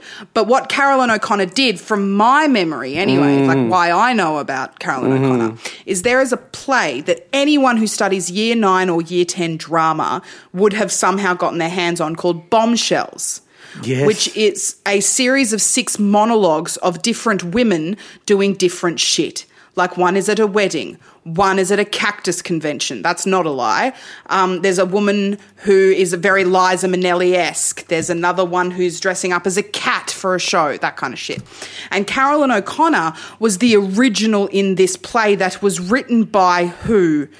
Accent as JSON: {"language": "English", "town": "Melbourne", "region": "Victoria", "country": "Australia", "said": "I'm from Melbourne"}